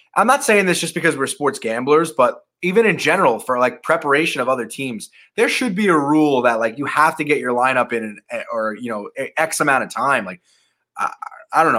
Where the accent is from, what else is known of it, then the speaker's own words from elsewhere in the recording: Long Island, New York, United States; I'm from Long Island